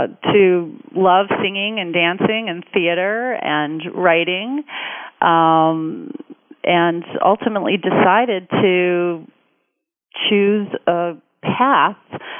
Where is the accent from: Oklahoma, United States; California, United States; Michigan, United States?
Michigan, United States; Detroit; Growing up in Detroit and being raised by, you know, two terrific parents